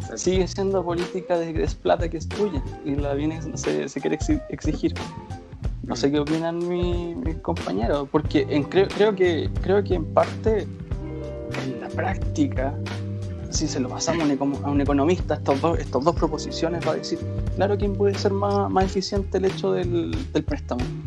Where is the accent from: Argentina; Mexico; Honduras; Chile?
Chile; Rancagua, O'Higgins; soy de Rancagua